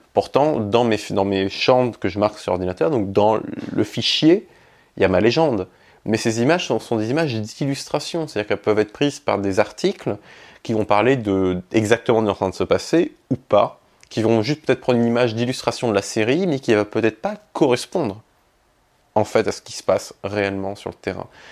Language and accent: French; Nîmes, Occitania, France; moved away as an adult; also born or lived in Egypt; now in Paris, France; j'ai grandi en fait entre, entre l'Égypte et la France. J'ai été élevé par mon père en Égypte et mes grands-parents en France qui eux étaient dans le Gard à côté de Nîmes. D'ailleurs je suis né à Nîmes.